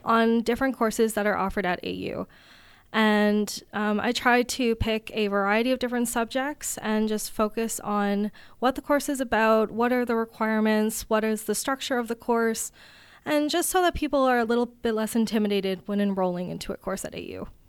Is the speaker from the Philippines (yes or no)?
no; Riverview, New Brunswick, Canada; now in Kitchener, Canada; I'm originally from Riverview, New Brunswick, but I'm currently living in Kitchener, Ontario